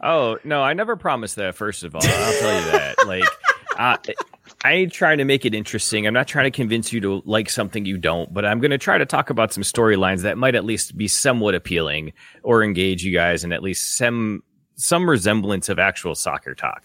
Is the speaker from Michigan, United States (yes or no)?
yes; Michigan, United States; my home state of Michigan